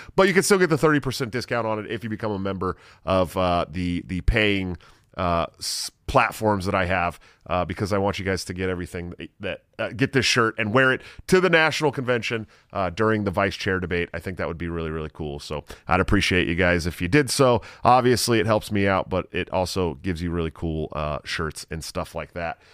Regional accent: Iowa, United States; my home state, Iowa

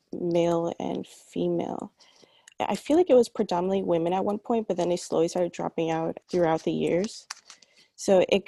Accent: New York City, New York, United States; I grew up in New York practically all my life. I first was born in Queens and then I moved to Brooklyn 10 years ago. But my parents are originally from Caracas, Venezuela.

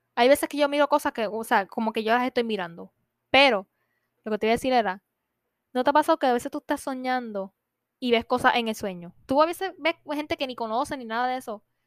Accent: Puerto Rico; nosotros somos de Puerto Rico

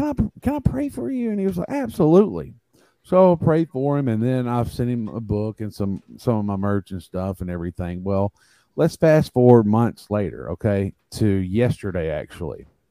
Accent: Tuscaloosa, Alabama, United States; I'm from Tuscaloosa, Alabama. Uh, I've lived here all my life

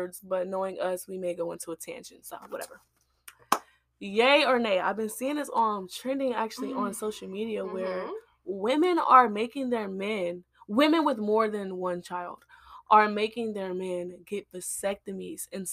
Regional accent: Chicago, Illinois, United States; I'm from Chicago

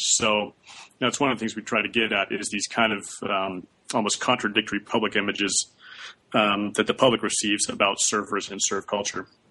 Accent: Santa Barbara, California, United States; I was from Santa Barbara also

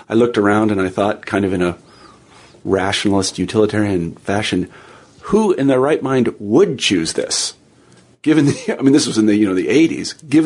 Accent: Midwest, United States; I'm from the Midwest and this was kind of a conservative place. And I went to school in Iowa

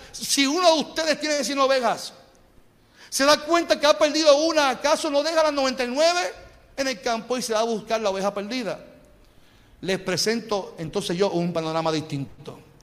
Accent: Puerto Rico; Y nosotros seguimos a Cristo siendo puertorriqueños.

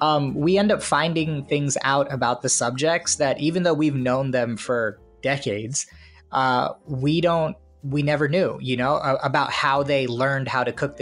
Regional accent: India; a lot of what I do is colored by the fact that I'm Indian, right?

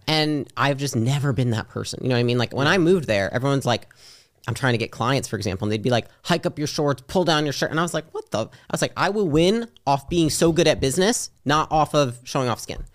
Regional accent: Midwest, United States; moved away as an adult; also born or lived in California; I'm from the Midwest

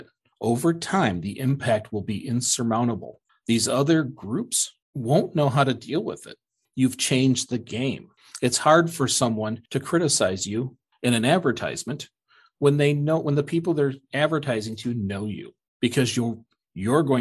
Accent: Michigan, United States; I'm from Michigan

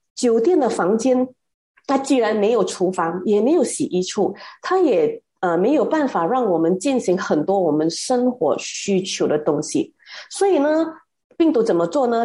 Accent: Malaysia; 而我们马来西亚人呢，是这两年才养成那种戴口罩跟群力洗手的习惯的

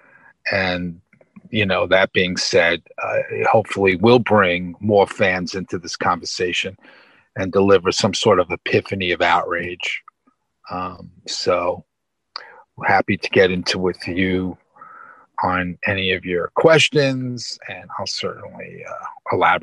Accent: New York City, New York, United States; I am from New York City. Yep. Born in Brooklyn.

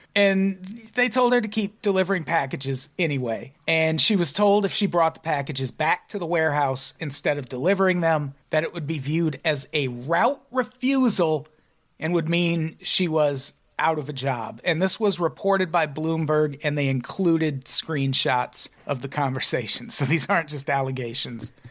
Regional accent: Illinois, United States; born and raised in Illinois

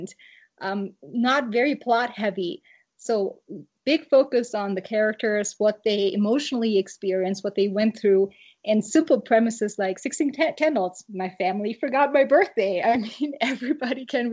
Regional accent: Germany; moved away; I grew up in Germany

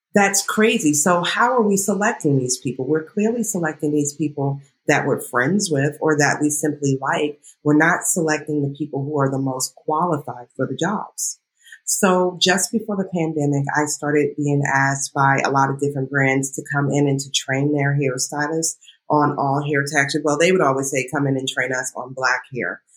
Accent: Northern Virginia, United States; moved away as an adult; now in New York, United States; I grew up in Northern Virginia

